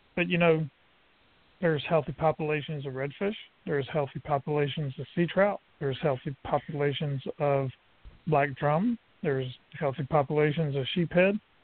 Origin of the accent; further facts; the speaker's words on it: Brunswick, Georgia, United States; I grew up in St. Thomas Island, Brunswick, Georgia